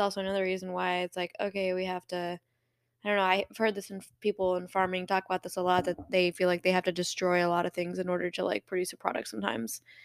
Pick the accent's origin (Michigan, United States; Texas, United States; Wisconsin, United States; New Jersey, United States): Michigan, United States; also born or lived in Colorado; now in Tennessee, United States; I was born in Michigan and then I lived in Colorado